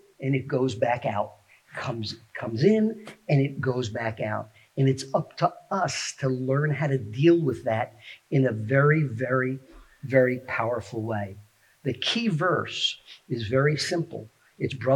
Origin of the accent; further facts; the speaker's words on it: New York City, New York, United States; also born or lived in Scarsdale, New York; now in Phoenixville, United States; I've lived here in the Phoenixville area for 30 plus years, but I grew up in the Bronx, New York, and then lived in Scarsdale